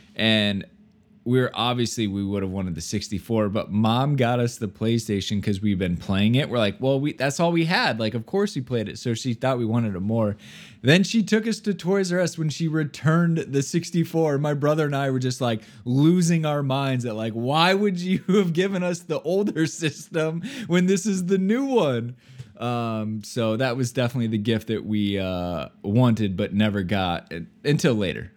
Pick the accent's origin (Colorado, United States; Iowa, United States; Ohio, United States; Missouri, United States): Iowa, United States; I'm from Iowa, so we don't have pro sports teams